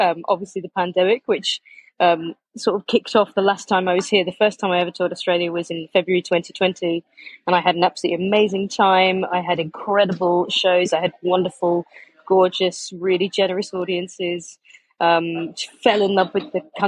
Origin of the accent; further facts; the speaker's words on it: Leicester, East Midlands, United Kingdom; I am from Leicester in the UK, in the middle of England.